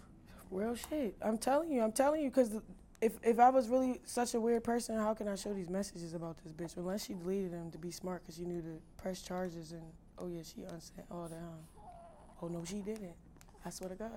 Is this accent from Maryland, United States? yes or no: yes; Baltimore, Maryland, United States; I'm from Baltimore